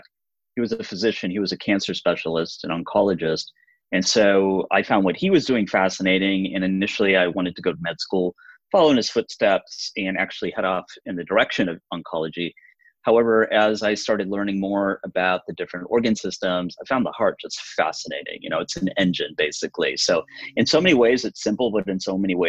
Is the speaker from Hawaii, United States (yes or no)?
no; Chicago, Illinois, United States; moved away as an adult; also born or lived in New York; now in Mission Viejo, United States; my hometown is Chicago. I grew up in Chicago, went to school